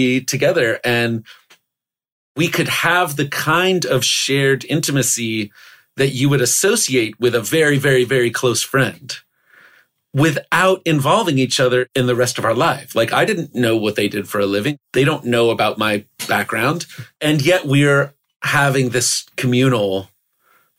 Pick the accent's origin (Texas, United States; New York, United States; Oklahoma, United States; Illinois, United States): Oklahoma, United States; I grew up in Oklahoma.